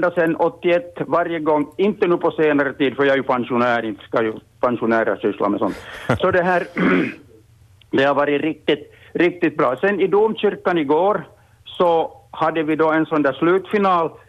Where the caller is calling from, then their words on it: Oulu, North Ostrobothnia, Finland; jag ringer från Uleåborg